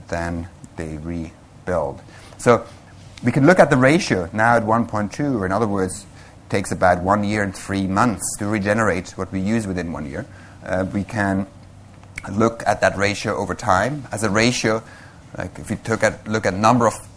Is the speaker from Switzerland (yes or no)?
yes; Switzerland; moved away as an adult; also born or lived in Vancouver, British Columbia; I come originally from Switzerland